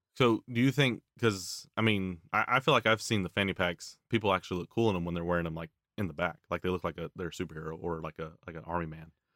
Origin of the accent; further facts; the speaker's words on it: Tennessee, United States; I grew up in Tennessee